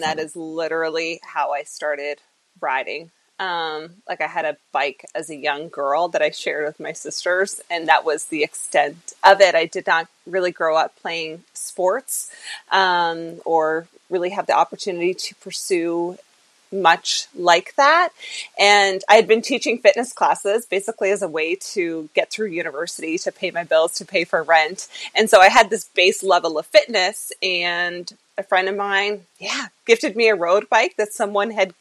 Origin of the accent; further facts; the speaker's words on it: New Brunswick, Canada; also born or lived in Ontario / Arizona; I was born in Ontario and raised in New Brunswick, so East Coast Canada.